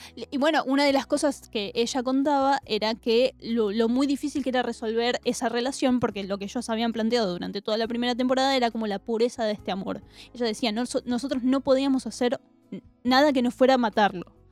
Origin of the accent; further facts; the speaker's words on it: Argentina; nosotros como argentinos